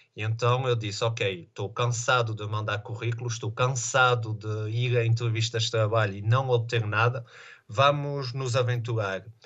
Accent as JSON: {"language": "Portuguese", "town": "Vila Nova de Famalicão", "region": "Norte", "country": "Portugal", "moved": "yes", "lives_now": "Les Diablerets, Switzerland", "said": "eu sou de Famalicão"}